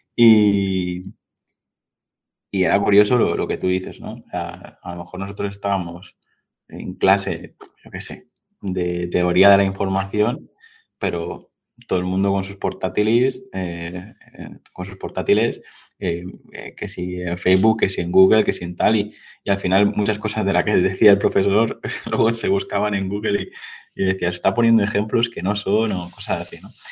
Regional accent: Mallorca, Balearic Islands, Spain; yo soy de Mallorca

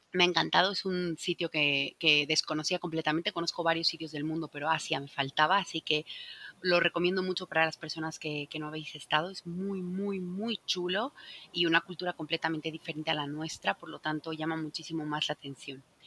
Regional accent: Bolivia; now in Spain; el Salar de Uyuni, que está en mi país

